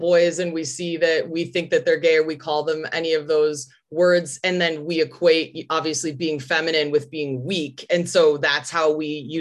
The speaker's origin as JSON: {"language": "English", "town": "Chicago", "region": "Illinois", "country": "United States", "tie": "born or raised there", "moved": "yes", "lives_now": "Los Angeles, United States", "said": "I grew up in like a suburb outside of Chicago."}